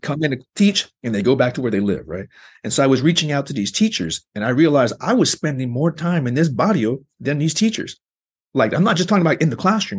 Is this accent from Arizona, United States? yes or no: yes; Arizona, United States; I grew up in Arizona, and they do a number on making you hate yourself as a Mexican